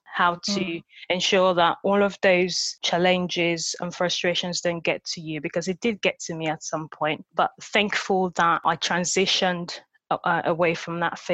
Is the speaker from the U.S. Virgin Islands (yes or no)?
no; Nigeria; accent: Nigerian; moved away; And I grew up in Nigeria, so I had this very thick this Nigerian accent.